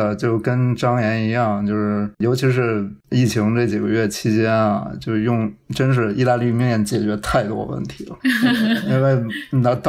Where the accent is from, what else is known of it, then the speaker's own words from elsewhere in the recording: Northeast China, China; 它和我小时候在东北吃到的那个猪肉炖酸菜一模一样